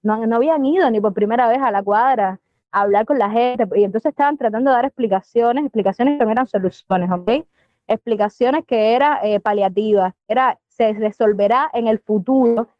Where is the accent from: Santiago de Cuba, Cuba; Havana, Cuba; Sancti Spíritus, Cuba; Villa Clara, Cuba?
Villa Clara, Cuba; soy de Villa y he estado en mi casa con mi familia